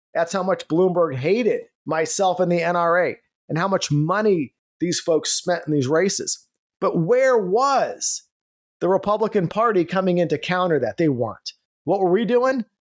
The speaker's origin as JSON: {"language": "English", "region": "California", "country": "United States", "tie": "born or raised there", "moved": "as an adult", "lives_now": "Texas, United States", "said": "I am from California, now in Texas. So in California, I was born and raised, served in law enforcement out there, raised my family, and it was at once the state of Reagan."}